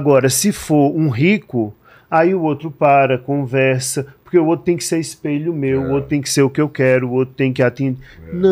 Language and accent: Portuguese; Northeast Region, Brazil; now in São Paulo, Brazil; eu me mudei para São Paulo não faz muito tempo, e como eu venho do Nordeste, o Nordeste que já é uma região pobre, isso é menos visível.